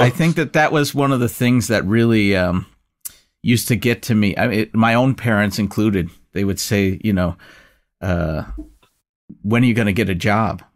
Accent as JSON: {"language": "English", "country": "United States", "said": "as an American"}